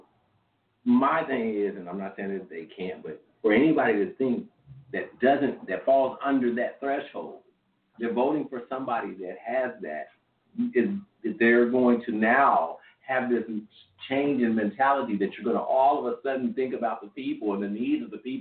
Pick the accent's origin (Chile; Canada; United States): United States; Missouri; I grew up in the state of Missouri